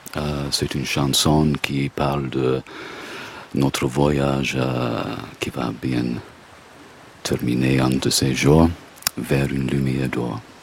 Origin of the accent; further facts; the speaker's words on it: Australia; French is a second language; now in France; quand je suis né en Australie, c'était comme j'étais né en Grèce. On habitait dans une quartier populaire des Grecs.